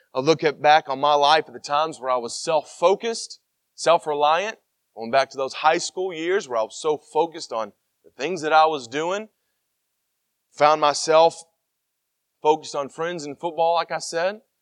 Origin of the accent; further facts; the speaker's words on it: Tennessee, United States; I'm from Tennessee